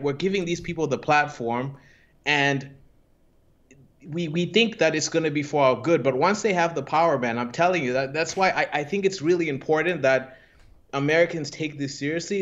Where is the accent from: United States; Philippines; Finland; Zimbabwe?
Zimbabwe; moved away; I come from Zimbabwe